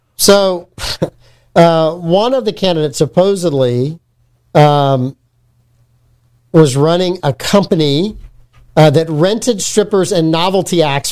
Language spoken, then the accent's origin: English; Southern United States, United States; I can't say it. I'm from the South.